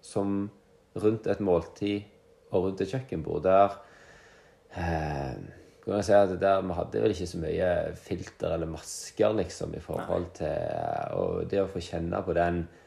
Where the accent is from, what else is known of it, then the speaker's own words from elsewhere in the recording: Luster, Vestland, Norway; moved away as an adult; now in Jørpeland, Norway; men jeg kommer fra den fantastiske plassen Luster i Sogn og Fjordane